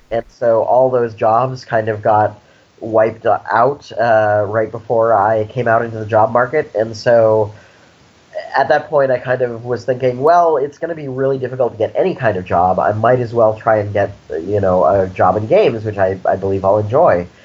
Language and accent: English; Snowmass Village, Colorado, United States; now in San Francisco, United States; I grew up in Colorado, actually, in a small town in the mountains called Snowmass Village